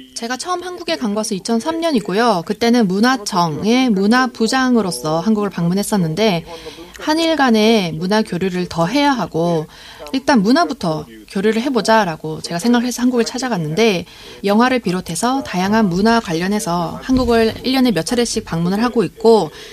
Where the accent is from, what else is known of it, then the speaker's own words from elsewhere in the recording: Japan; 그 일본인으로서